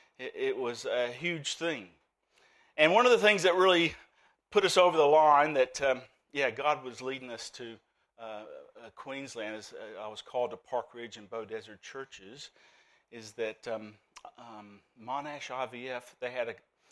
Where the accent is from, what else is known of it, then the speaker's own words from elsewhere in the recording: Birmingham, Alabama, United States; accent: Southern Alabamian; moved away as an adult; now in Australia; The Southern Alabamian in me is pretty strong. I come from Birmingham, Alabama, and I came to Australia in 1994.